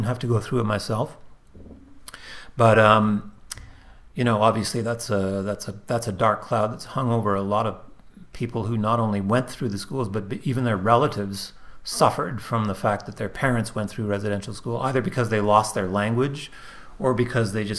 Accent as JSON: {"language": "English", "town": "Montreal", "region": "Quebec", "country": "Canada", "tie": "born or raised there", "said": "Born and raised Montreal."}